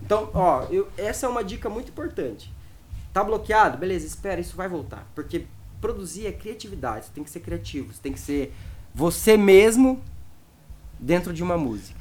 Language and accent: Portuguese; Cascavel, Paraná, Brazil; por causa da minha região. Lá em Cascavel, a galera era do Psytrance